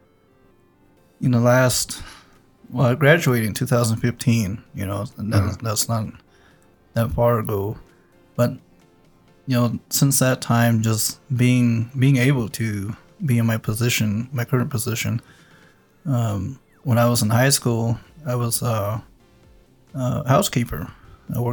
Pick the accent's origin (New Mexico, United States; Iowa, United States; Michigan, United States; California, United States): New Mexico, United States; Mescalero; Grew up on Old Road